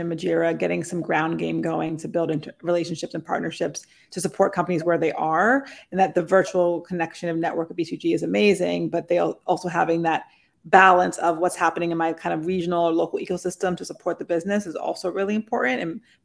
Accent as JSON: {"language": "English", "region": "New England", "country": "United States", "said": "being from New England myself"}